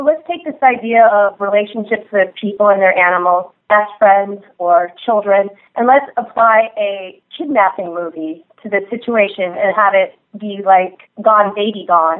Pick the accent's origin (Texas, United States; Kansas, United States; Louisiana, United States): Kansas, United States; Lawrence; moved away as an adult; now in Los Angeles, United States; I'm from Lawrence, Kansas, home of Jayhawk basketball. I also went to the University of Kansas, got a degree in theater and film, and moved out to L.A.